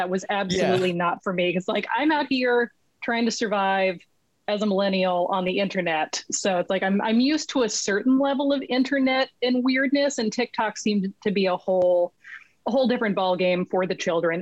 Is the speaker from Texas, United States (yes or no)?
no; Los Angeles, California, United States; moved away as an adult; now in Vancouver, Canada; I'm originally from Los Angeles, and I am currently sitting in a chair in Vancouver, British Columbia